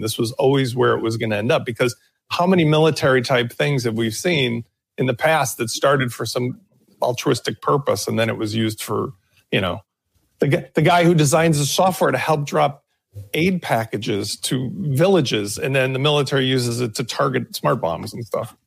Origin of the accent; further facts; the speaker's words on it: Chicago, Illinois, United States; a guy from Chicago